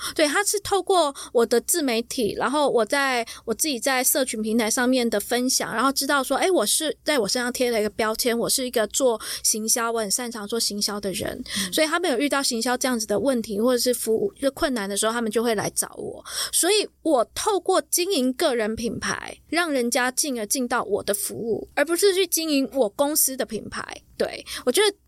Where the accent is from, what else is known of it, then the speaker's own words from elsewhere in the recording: Taiwan; 我们台湾人